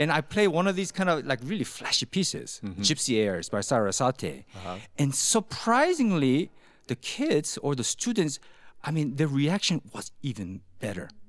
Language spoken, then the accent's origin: English; California, United States; moved away as an adult; now in Utah, United States; growing up in California